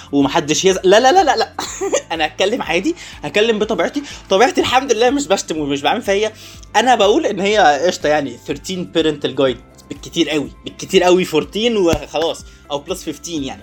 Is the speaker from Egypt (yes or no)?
yes; Egypt; also born or lived in Kuwait; إحنا كمصريين